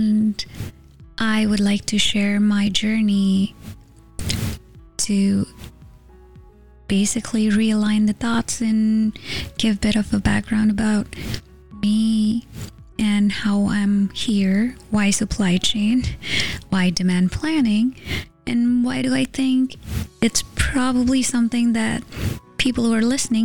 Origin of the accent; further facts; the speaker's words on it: India; moved away as an adult; now in United States; I grew up in India with a degree in engineering